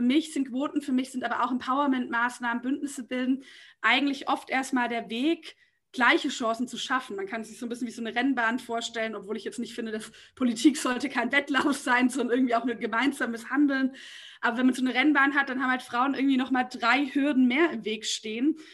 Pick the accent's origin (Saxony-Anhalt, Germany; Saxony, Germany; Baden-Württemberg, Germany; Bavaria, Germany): Baden-Württemberg, Germany; Nürtingen; now in Berlin, Germany; ich bin sozusagen in Nürtingen aufgewachsen